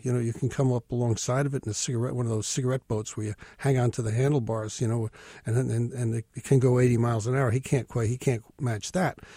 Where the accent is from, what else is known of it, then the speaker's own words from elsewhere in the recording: New Jersey, United States; moved away; also born or lived in Montauk, New York; I'm a kid from New Jersey